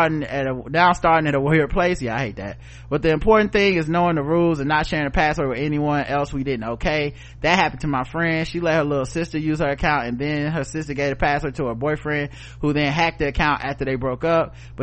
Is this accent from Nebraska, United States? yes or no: yes; Nebraska, United States; I looked at them the same way folks would look at me when I tell them I grew up in Nebraska.